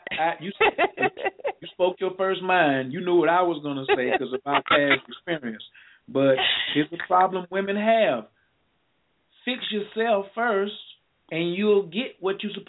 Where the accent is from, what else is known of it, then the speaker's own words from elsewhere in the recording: Chicago, Illinois, United States; Chicago, Illinois.